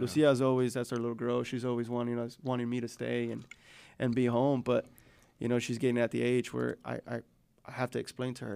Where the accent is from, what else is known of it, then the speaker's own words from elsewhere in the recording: Chicago, Illinois, United States; now in Northwest Arkansas, United States; I grew up on the South Side